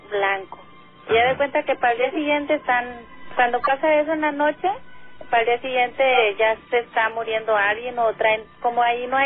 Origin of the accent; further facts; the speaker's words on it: González, Tamaulipas, Mexico; now in Matamoros, Mexico; Yo soy de González, Tamaulipas.